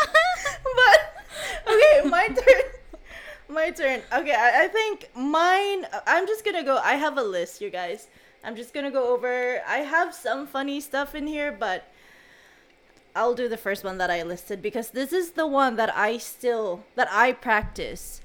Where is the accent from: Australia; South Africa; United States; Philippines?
Philippines; Visayas; I'm from Visayas